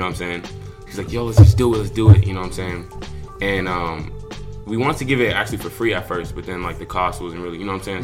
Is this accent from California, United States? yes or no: yes; Lakewood, California, United States; also born or lived in Inglewood, California; born in Inglewood in LA, and then you know after they started hustling, get their stuff together, paper right then they moved us to Lakewood, which is like a little suburb off of Long Beach